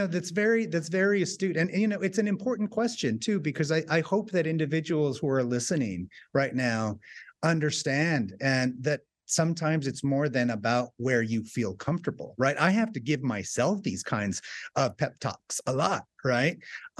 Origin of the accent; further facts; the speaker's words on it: Southwest, United States; growing up in the Southwest at a time where, you know, just being Hispanic or Mexican was not something that, you know, kind of put on your forehead.